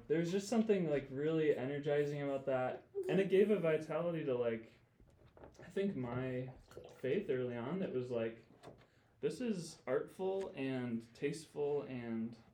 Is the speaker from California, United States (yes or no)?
no; Grand Rapids, Michigan, United States; moved away as an adult; I grew up in Grand Rapids, Michigan